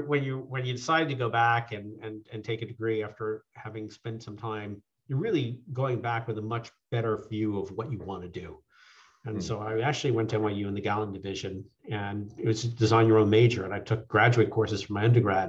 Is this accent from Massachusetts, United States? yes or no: no; Long Island, New York, United States; moved away as an adult; also born or lived in California; I grew up on Long Island. Went to high school out in Suffolk County.